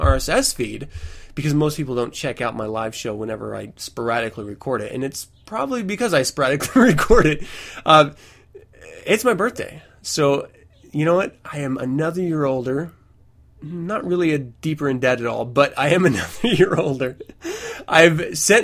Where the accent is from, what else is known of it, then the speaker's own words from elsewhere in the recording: Fort Lewis, Washington, United States; I was born 514 in Fort Lewis, Washington, to Kimberly and Tom, my parents